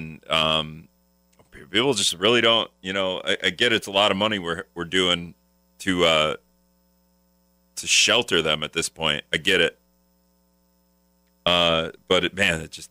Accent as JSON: {"language": "English", "town": "Appleton", "region": "Wisconsin", "country": "United States", "moved": "yes", "lives_now": "La Crosse, United States", "said": "I'm from the Appleton area."}